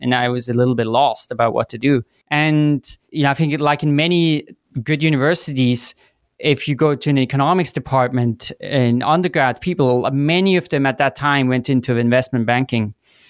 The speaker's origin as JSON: {"language": "English", "country": "Switzerland", "tie": "born or raised there", "also_born_or_lived": "Chicago, United States", "moved": "as an adult", "said": "So I grew up in Switzerland, and then after high school, I went to the US for college. So I went to Chicago"}